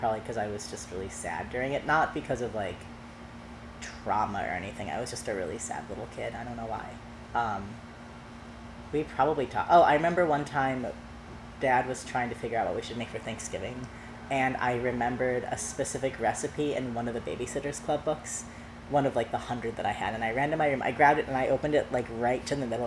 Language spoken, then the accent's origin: English; suburb north of Seattle, Washington, United States; also born or lived in Winnetka, Illinois; now in New York City, United States; my parents decided to move us to a suburb about 20 miles north of Seattle